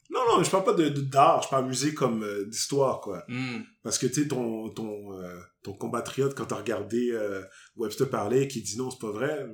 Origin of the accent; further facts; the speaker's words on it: Montreal, Quebec, Canada; also born or lived in Longueuil; je suis né à Montréal